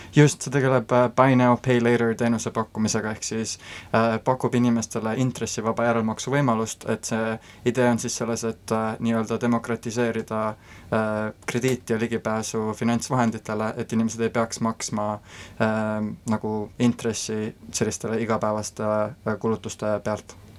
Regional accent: Estonia; moved away as an adult; also born or lived in Rotterdam, Netherlands; now in Silicon Valley, United States; Eesti on selline koht äh,, Äh, kust ma olen pärit, äh, siin on minu tugisüsteem, minu äh, sõbrad ja pere, minu juured

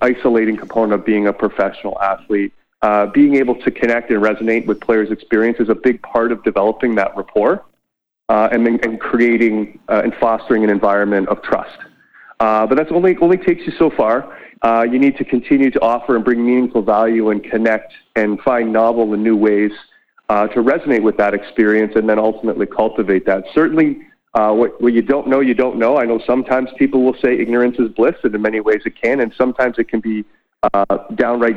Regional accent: Whitby, Ontario, Canada; I completed my clinical work down at Ontario Shores in my hometown of Whitby

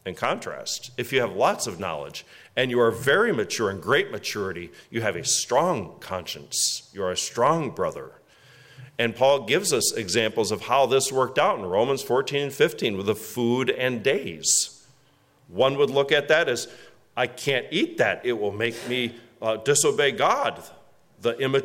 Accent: West Michigan, United States; now in Orwell, United States; I grew up in West Michigan

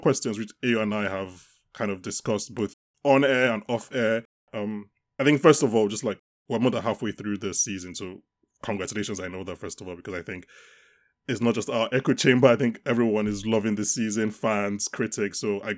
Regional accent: Nigeria; We're Nigerian

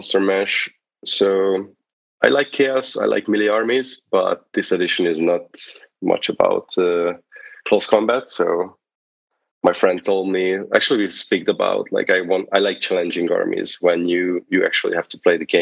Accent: Hungary; moved away as an adult; now in United States; I'm here from Hungary

